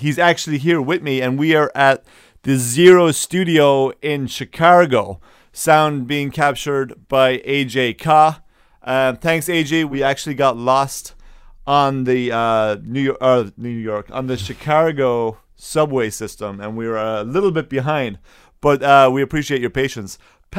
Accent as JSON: {"language": "English", "country": "Ireland", "said": "From Ireland"}